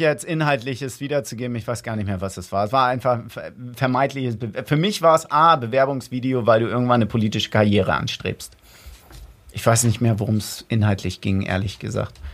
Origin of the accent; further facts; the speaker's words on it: Wedel, Schleswig-Holstein, Germany; ich komme aus Wedel